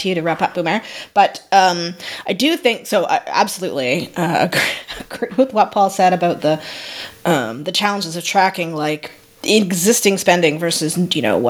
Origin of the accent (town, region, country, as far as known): Canada